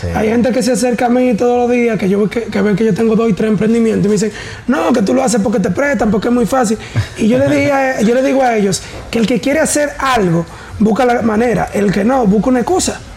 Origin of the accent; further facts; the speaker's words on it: Tamboril, Santiago, Dominican Republic; yo soy de Tamboril